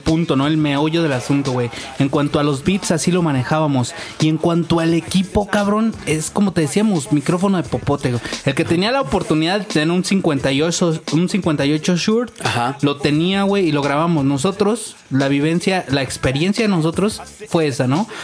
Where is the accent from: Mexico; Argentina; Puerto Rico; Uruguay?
Mexico; somos mexicanos, cabrón, y sabemos que aquí en México